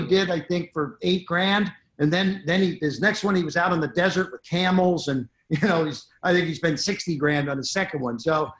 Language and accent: English; Florida, United States; Come to my home state of Florida.